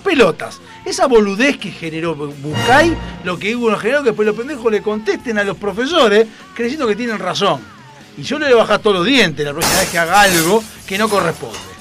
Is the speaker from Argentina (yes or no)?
yes; Argentina; en Argentina, ah, porque somos descendientes italianos